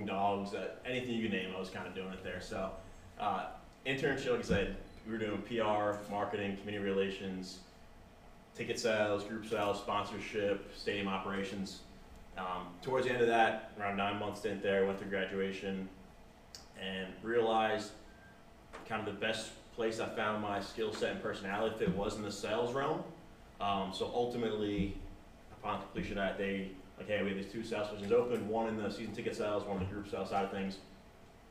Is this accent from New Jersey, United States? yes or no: yes; New Jersey, United States; moved away as an adult; also born or lived in Miami; now in Nashville, United States; I'm originally from New Jersey, born and raised there.